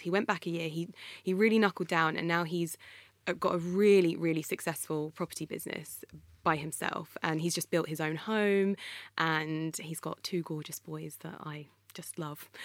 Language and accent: English; Croxley Green, East of England, United Kingdom; It was me, my brother, and my mum living in a little house in a place called Croxley Green